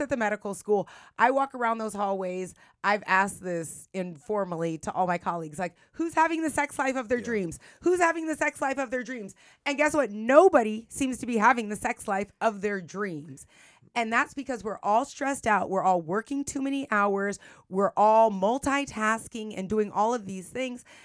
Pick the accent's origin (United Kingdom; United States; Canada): United States; San Francisco, California; I'm from San Francisco.